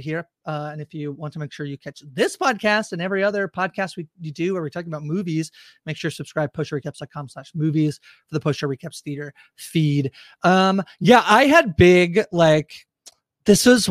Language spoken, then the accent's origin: English; Canada; I'm Canadian